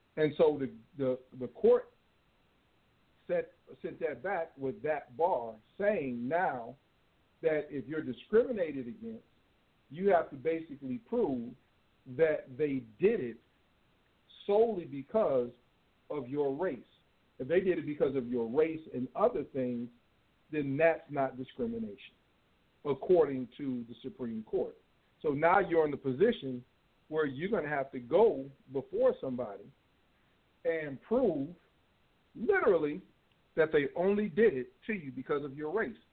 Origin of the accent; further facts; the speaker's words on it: Chicago suburbs, Illinois, United States; moved away; I miss Chicago. I, used, I grew up in the suburbs